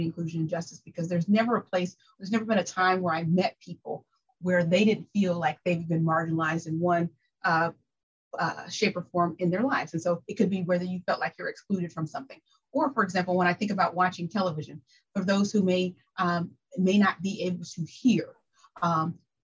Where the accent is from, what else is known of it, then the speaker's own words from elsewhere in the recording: Wichita, Kansas, United States; moved away as an adult; now in Tompkins County, United States; I'm originally from Wichita, Kansas